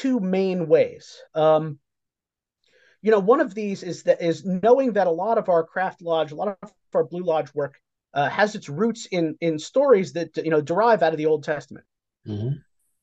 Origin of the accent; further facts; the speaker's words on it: New York City, New York, United States; moved away; I grew up in New York City